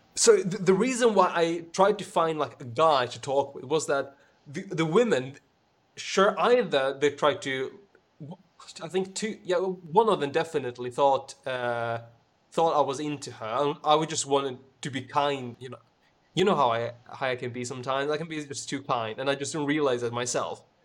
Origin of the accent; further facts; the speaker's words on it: Sweden; English is a second language; I'm the one from Sweden